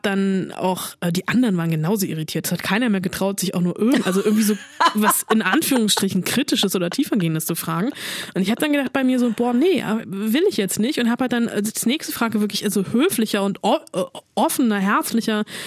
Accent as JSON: {"language": "German", "country": "Germany"}